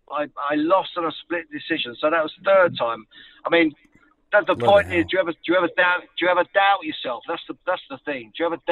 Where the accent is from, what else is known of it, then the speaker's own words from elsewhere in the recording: Luton, East of England, United Kingdom; I'm a kid from Luton